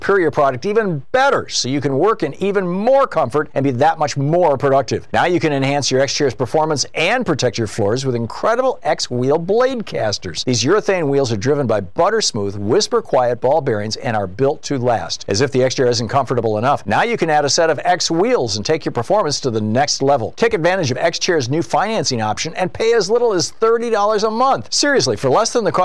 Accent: Michigan, United States; moved away as an adult; I grew up in Michigan. I lived in the Midwest until I was 27 years old

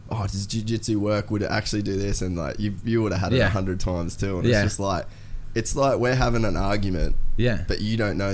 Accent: Cairns, Queensland, Australia; also born or lived in United States / Brisbane; now in Gold Coast, Australia; we grew up in Cairns, it was pretty rough.

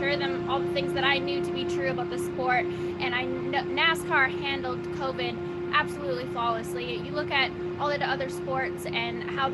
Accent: Canada

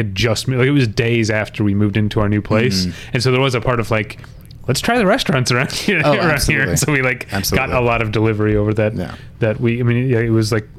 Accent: United States; I feel like a dumb Westerner, a dumb American

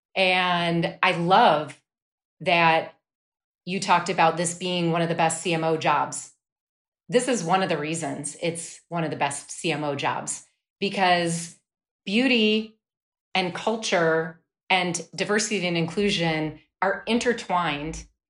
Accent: Wisconsin, United States; I grew up in Wisconsin.

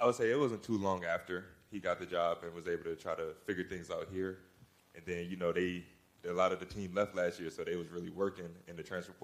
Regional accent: New Orleans, Louisiana, United States; moved away as an adult; also born or lived in Lafayette, Louisiana; I'm from New Orleans and went my last 2 years of high school in Lafayette.

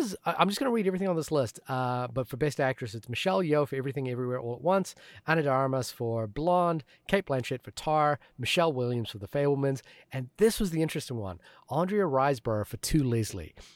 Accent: New Zealand; moved away; growing up in New Zealand

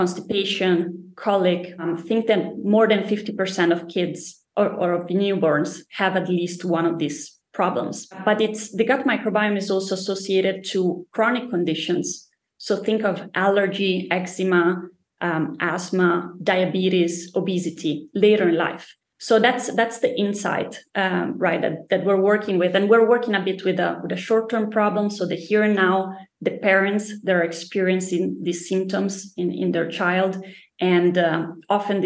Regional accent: Italy; also born or lived in Spain / United States / Denmark; now in Stockholm, Sweden; I'm originally from Italy, from a very small town.

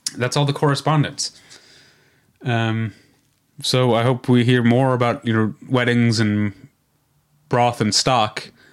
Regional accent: Missouri, United States; I'm from Missouri

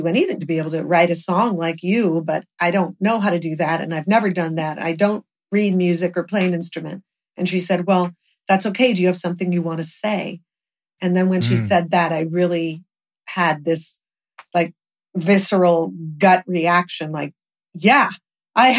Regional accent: Los Angeles, California, United States; Hollywood was my hometown. We grew up there

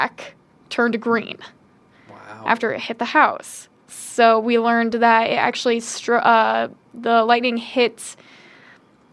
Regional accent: Carmel, Indiana, United States; moved away as an adult; also born or lived in Muncie, Indiana; I come from Indianapolis, specifically Carmel, Indiana

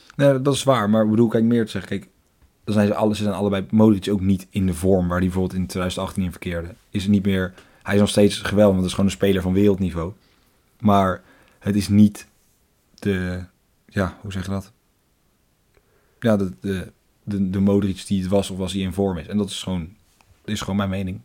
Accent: Netherlands; als Nederlanders

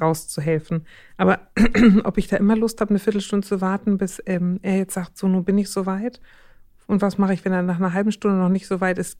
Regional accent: Schleswig-Holstein, Germany; moved away; Ich bin ja aus Schleswig-Holstein gebürtig

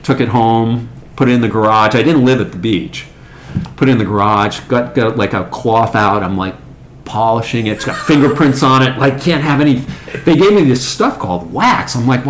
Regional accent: New England, Rhode Island, United States; moved away as an adult; also born or lived in Orange County, California; born and raised in New England.

